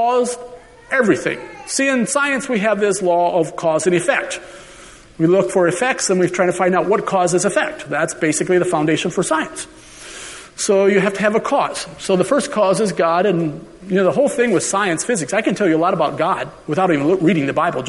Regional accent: Minnesota, United States; now in Colorado, United States; I was originally from Minnesota

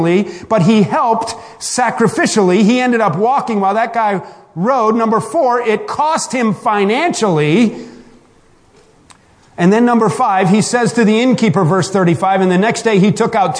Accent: Michigan, United States; I'm from Michigan

